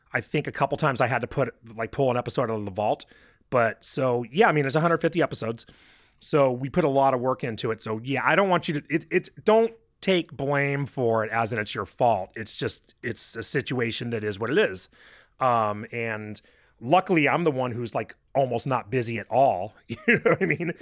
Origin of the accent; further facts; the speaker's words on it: California, United States; we're from California